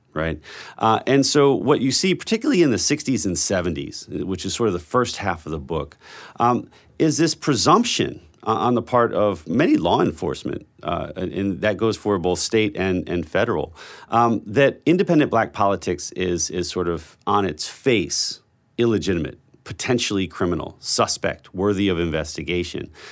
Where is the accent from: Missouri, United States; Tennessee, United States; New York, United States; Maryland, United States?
Maryland, United States; Baltimore; I grew up in Baltimore.